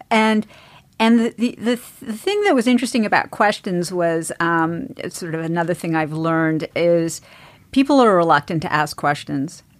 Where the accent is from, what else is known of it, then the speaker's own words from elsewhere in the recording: East Coast, United States; I grew up in the East Coast